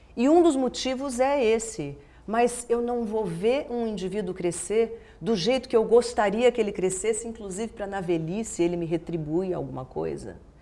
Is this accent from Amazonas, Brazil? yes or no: no; Brasília, Federal District, Brazil; moved away; eu nasci em Brasília. Brasília era um nada, assim, era uma cidade nascendo. Eu nasci cinco anos depois da inauguração da cidade, não tinha nada